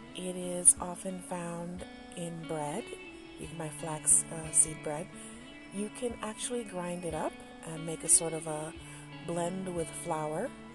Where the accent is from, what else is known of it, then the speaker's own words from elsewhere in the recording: Detroit, Michigan, United States; when I was growing up in Detroit